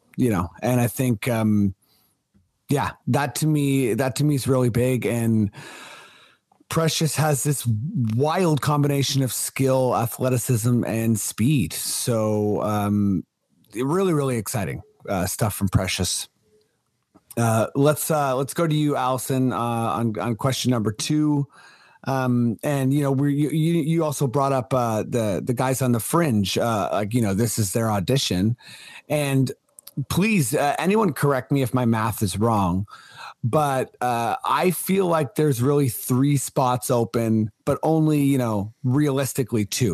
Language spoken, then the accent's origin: English; Toronto, Ontario, Canada; I was born in Toronto